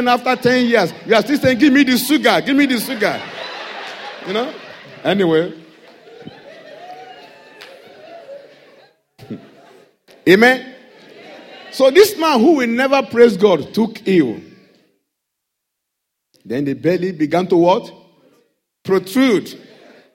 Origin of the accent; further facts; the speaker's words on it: Nigeria; accent: Nigerian English; English is a second language; now in United Kingdom